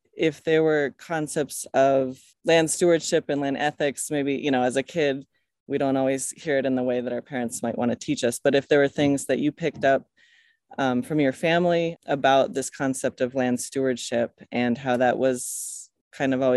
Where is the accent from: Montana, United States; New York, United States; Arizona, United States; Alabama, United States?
Montana, United States; Bitterroot Valley; also born or lived in Boston; I grew up in the Bitter Valley